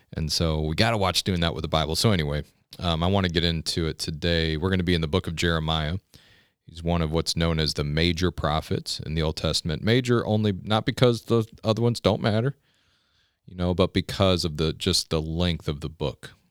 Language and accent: English; United States; As an American